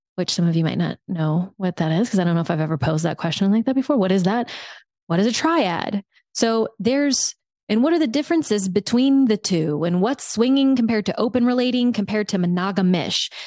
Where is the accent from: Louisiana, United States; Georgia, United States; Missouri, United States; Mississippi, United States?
Louisiana, United States; South; moved away; I grew up in South Louisiana.